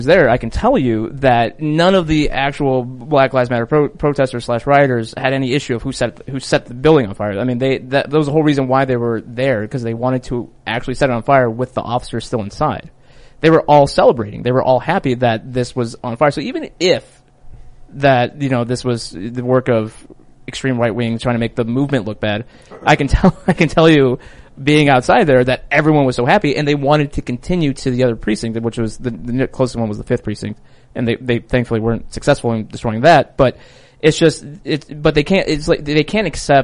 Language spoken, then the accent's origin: English; Wheaton, Illinois, United States; my hometown of Wheaton